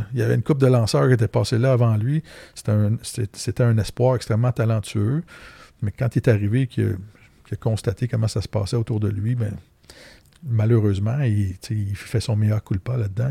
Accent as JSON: {"language": "French", "town": "Terrebonne", "region": "Quebec", "country": "Canada", "tie": "born or raised there", "said": "J'ai grandi à Terrebonne."}